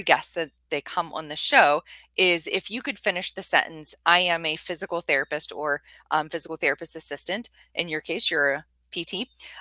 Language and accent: English; Carrollton, Ohio, United States; I'm from Carrollton, Ohio area